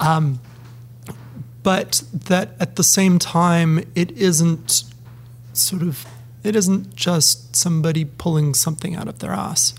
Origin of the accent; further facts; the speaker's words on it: Penticton, British Columbia, Canada; moved away as an adult; also born or lived in Ottawa, Ontario; now in Ontario, Canada; as a British Columbian living in Ontario